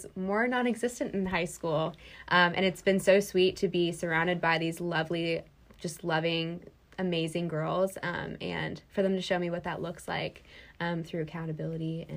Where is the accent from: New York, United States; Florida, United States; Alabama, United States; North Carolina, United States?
New York, United States; Loudonville; moved away as an adult; now in Winston-Salem, United States; I'm from Loudonville, New York.